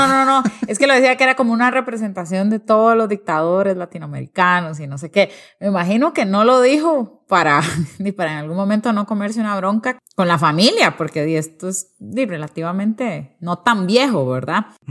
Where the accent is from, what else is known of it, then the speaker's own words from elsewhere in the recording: Costa Rica; A veces como Costa Rica nos, nos creemos que no somos parte de Centroamérica, pero la verdad es que sí somos